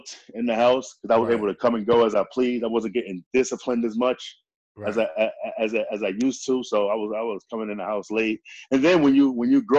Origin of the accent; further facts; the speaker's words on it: New York City, New York, United States; moved away as an adult; also born or lived in Indiana; now in Charleston, United States; we're from Queensbridge, but I just ended up moving to South Carolina just for a change of pace